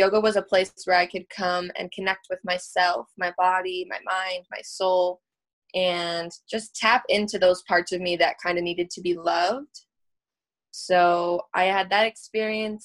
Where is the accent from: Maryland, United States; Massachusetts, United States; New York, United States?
New York, United States; upstate; So I live in New York State, upstate